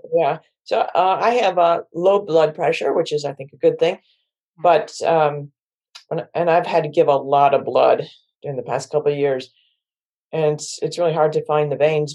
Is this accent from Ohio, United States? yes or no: no; Syracuse, New York, United States; now in Washington, D.C. area, United States; I'm from Syracuse, New York, and I'm one of eleven kids